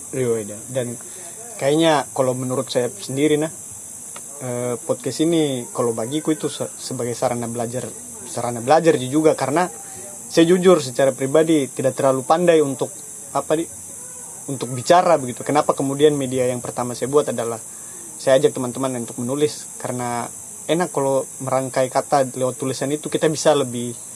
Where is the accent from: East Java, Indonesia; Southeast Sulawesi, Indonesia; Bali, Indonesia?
Southeast Sulawesi, Indonesia; Baubau; saya orang bau-bau sini, tapi orang tua saya asli Kaledupa dua-duanya